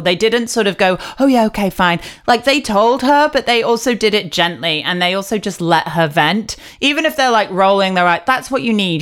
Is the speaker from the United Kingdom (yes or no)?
yes; United Kingdom; me being quite British